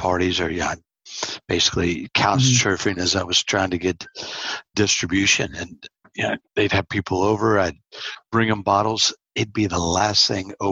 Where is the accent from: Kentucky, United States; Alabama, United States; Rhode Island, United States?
Kentucky, United States; moved away; growing up in Kentucky